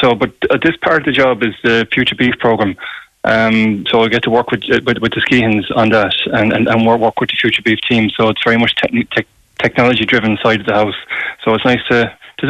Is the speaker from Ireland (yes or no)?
yes; County Clare, Ireland; I'm from County Clare and work in Innes, County Clare